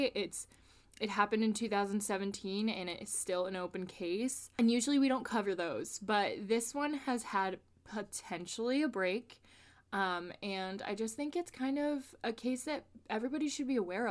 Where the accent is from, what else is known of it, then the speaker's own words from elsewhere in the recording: Connecticut, United States; we're from Connecticut and we have pretty harsh winters